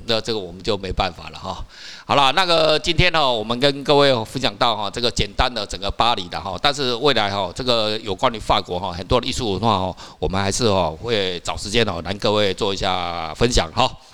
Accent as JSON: {"language": "Chinese", "country": "Taiwan", "said": "我们台湾人"}